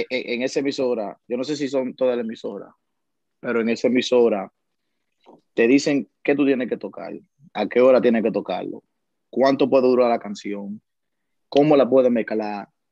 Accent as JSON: {"language": "Spanish", "country": "Dominican Republic", "moved": "yes", "lives_now": "New York, United States", "said": "yo soy un dominicano, un dominicano normal que le gusta comer su mangú por la mañana"}